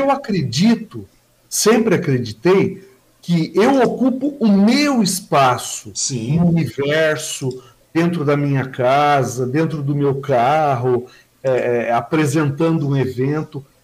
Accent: Mogi das Cruzes, São Paulo, Brazil; now in Suzano, Brazil; eu nasci na Vila Natal. Eu tive uma infância bem tranquila

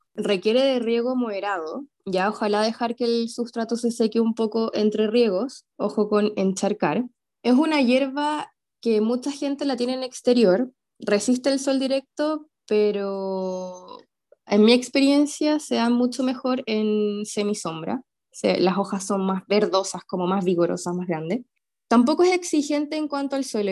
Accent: Santiago, Santiago Metropolitan Region, Chile; also born or lived in southern Chile; yo que en verdad soy santiaguina, pero viví eh, dos años en el sur, aún así cuando me devolví a Santiago

